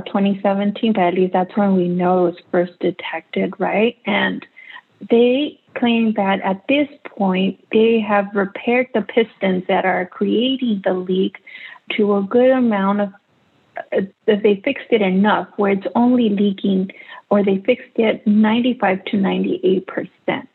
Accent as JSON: {"language": "English", "town": "Los Angeles", "region": "California", "country": "United States", "tie": "born or raised there", "said": "I grew up in Sun Valley, which is where the, the power plant is located."}